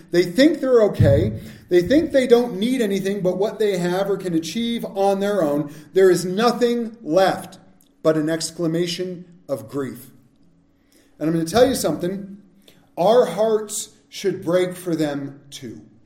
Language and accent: English; Southern California, United States; we grew up in Southern California